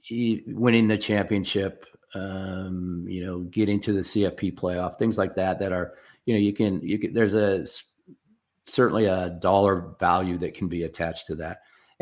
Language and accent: English; Portland, Oregon, United States; now in Arizona, United States; I am originally from Portland. I went to the University of Oregon, left there in like 80